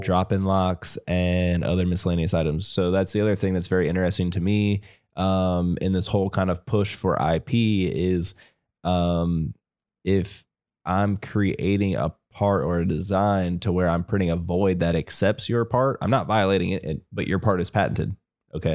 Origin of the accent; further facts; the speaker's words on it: Ohio, United States; moved away as an adult; now in North Carolina, United States; I've lived my whole life in Ohio. I moved to North Carolina in the fall.